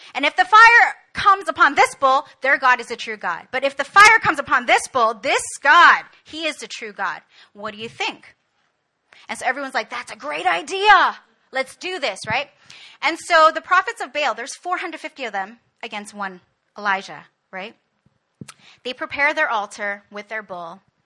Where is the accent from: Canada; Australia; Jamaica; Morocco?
Canada; moved away as an adult; now in Korea; I was born and raised in Canada